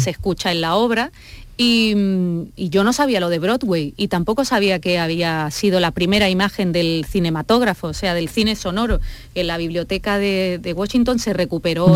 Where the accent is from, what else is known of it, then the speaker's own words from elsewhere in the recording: Andalusia, Spain; yo que soy muy andaluza, que tengo raíz manchega